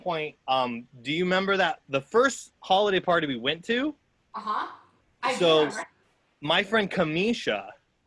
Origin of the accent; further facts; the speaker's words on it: Nebraska, United States; moved away as an adult; now in New York, United States; I'm from Nebraska